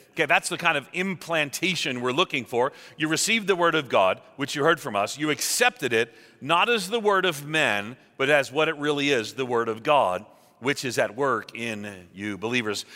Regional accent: New York, United States; moved away; I'm from New York

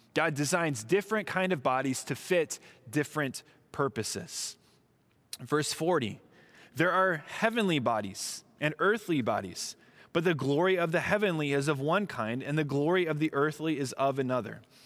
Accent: Southern California, United States; moved away; also born or lived in Midwest; I was from Southern California

